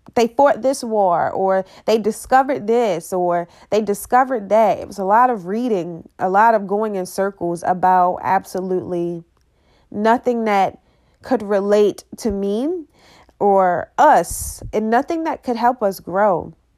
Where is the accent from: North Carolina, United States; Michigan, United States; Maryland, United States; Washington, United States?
Maryland, United States; Baltimore; I am from Baltimore City, and I've grown up and I've seen those children